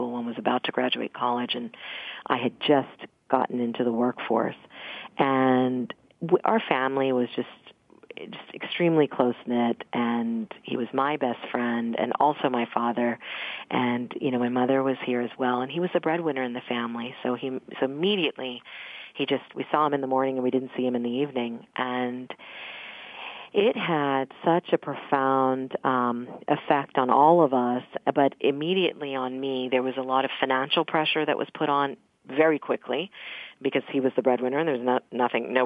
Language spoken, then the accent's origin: English; Mount Vernon, Virginia, United States; I grew up in Mount Vernon, which is right outside of Alexandria, Virginia